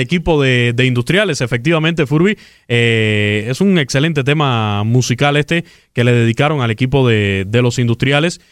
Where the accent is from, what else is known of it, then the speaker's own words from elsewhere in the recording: Camagüey, Cuba; Camagüey, por cierto, mi tierra natal